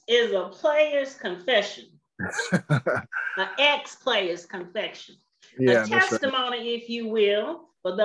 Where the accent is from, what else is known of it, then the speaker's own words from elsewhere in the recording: California, United States; now in Alabama, United States; I'm from California, and we say Ka-ra, Ka-ra.